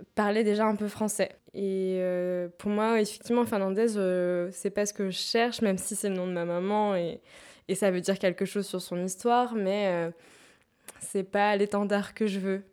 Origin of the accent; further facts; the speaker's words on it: France; je suis française